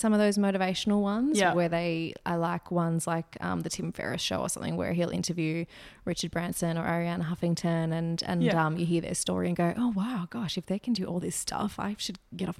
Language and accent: English; Wagga Wagga, New South Wales, Australia; Oh, I'm from Wagga.